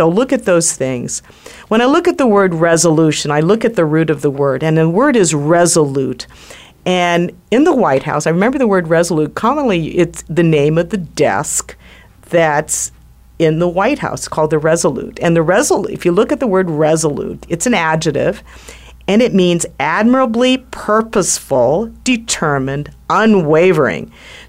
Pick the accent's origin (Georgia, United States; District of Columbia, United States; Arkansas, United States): District of Columbia, United States; Washington; I grew up in Washington, D.C. in the 1960s. My father was former Navy. He was Navy at the time. He was stationed at the Navy Yard. We lived in Navy housing